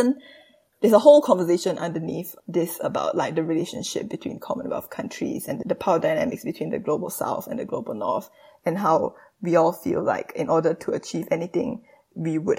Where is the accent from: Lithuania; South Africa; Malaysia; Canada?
Malaysia; moved away as an adult; also born or lived in Singapore; now in United Kingdom; I spent about 6 years going back and forth between Singapore and Malaysia when I did my secondary school years and high school in Singapore